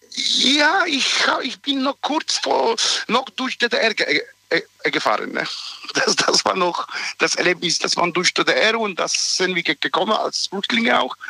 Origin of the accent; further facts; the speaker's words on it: Poland; now in Germany; ich komme aus Polen ursprünglich mhm. und da diese Zeit äh, bin ich äh, da in die Schule gegangen.